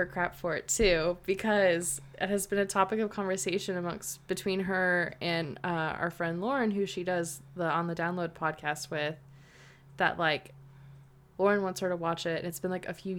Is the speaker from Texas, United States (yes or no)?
yes; Texas, United States; My brother was quarterback at the football team and we grew up in Texas.